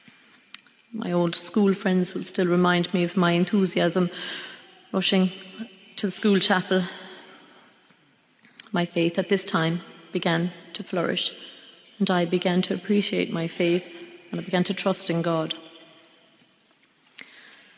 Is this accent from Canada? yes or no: no; Scariff, Munster, Ireland; also born or lived in Thurles; I was brought up in Scariff in East Clare